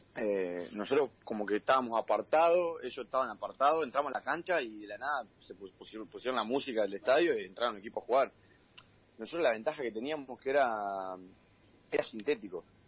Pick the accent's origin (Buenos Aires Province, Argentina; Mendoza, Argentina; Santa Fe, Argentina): Buenos Aires Province, Argentina; General Madariaga